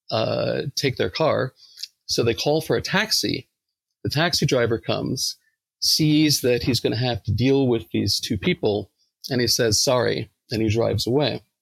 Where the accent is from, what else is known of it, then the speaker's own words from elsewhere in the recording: New York, United States; accent: New York; and they made fun of my New York accent.